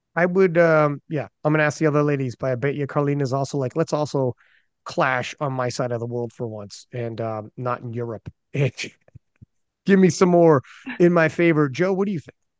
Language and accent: English; Canada; I'm Canadian